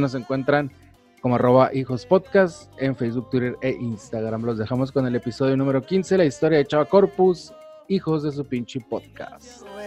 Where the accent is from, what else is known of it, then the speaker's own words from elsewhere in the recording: Mexicali, Baja California, Mexico; soy nativo de la ciudad de Mexicali, nací ya en el lejano, lejano, lejano, lejano 1982. Eh, en el, nací en Mexicali, pero realmente soy del Valle de Mexicali, soy de Ejido Sonora.